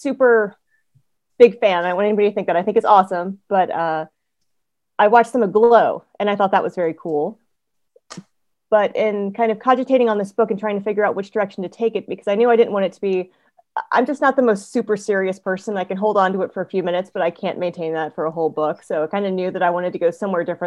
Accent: Georgia, United States; I'm from Georgia. So Florida was where we vacationed as a kid

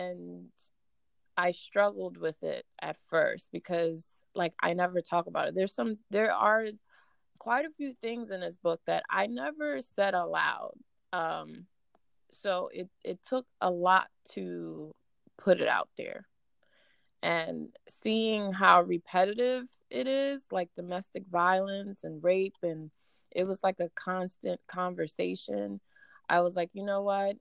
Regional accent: New York, United States; first language Spanish; also born or lived in Dominican Republic / Reading, Pennsylvania; now in Philadelphia, United States; I grew up in New York between the boroughs of Manhattan and the Bronx

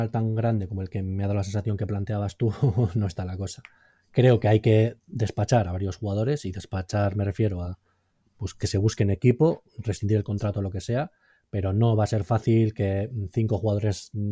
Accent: Basque Country, Spain; Y como buenos vascos con 35 fichas tampoco somos capaces de ligar

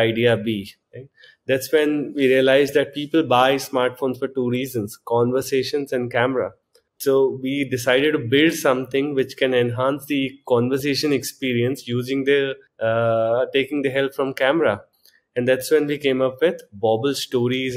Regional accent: Jharkhand, India; moved away as an adult; also born or lived in Chaibasa, Jharkhand / Jamshedpur, Jharkhand / Delhi; So I was born in a small town called Chaibasa in Jharkhand, a little known place. Then I moved to Jamshedpur for my high schooling

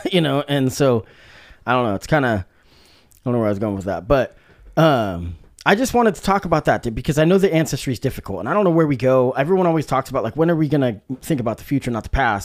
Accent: Salem, Oregon, United States; I was growing up in Salem, Oregon

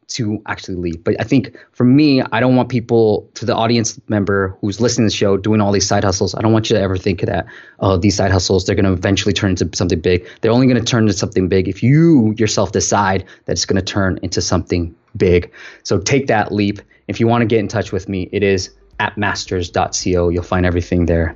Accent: Bay Area, California, United States; I grew up in the Bay Area

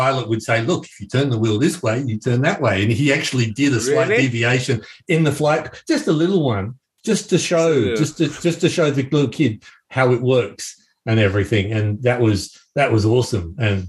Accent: Australia

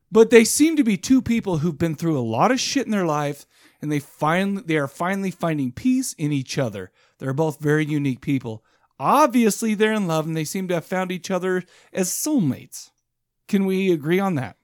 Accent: United States; I'm an American.

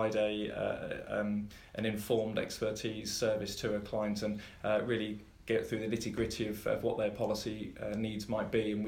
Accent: Ripon, Yorkshire and the Humber, United Kingdom; moved away as an adult; now in Buckinghamshire, United Kingdom; I'm a Yorkshireman. I'm very proud of that fact. Born in Ripon, in the birthing centre there. And I have actually been living down south in Buckinghamshire for 20 years.

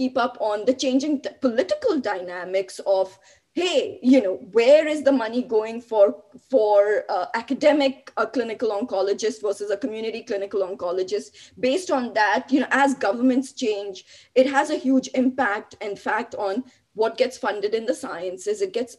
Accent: Mumbai, Maharashtra, India; now in Buffalo, United States; You know, I moved from Bombay to Buffalo. Talk about, 90 degree weather, landed straight in minus 10 degree weather.

